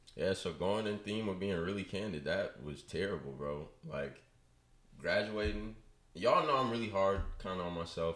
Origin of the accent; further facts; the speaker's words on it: Richmond, California, United States; I am from Richmond. Like I said, went to high school at St. Mary's for two years and then came over to the dark side to Salesian with y'all boys